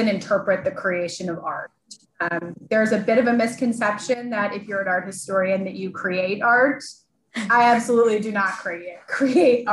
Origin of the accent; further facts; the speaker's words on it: Chicago, Illinois, United States; I grew up in Chicago.